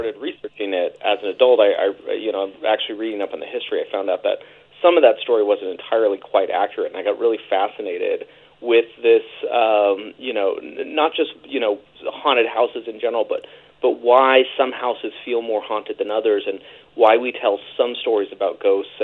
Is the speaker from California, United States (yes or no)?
yes; San Jose, California, United States; I grew up in San Jose, California, in the Bay Area outside of San Francisco.